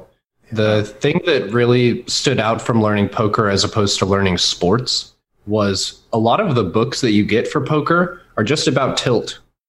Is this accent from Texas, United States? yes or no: yes; Texas, United States; also born or lived in Washington State, United States; I've spent the majority of my life in the Dallas-Fort Worth area. Mm-hmm. I was born in Washington State, so I was about 6 or 7 when we moved to Texas, and I chose not to take the accent.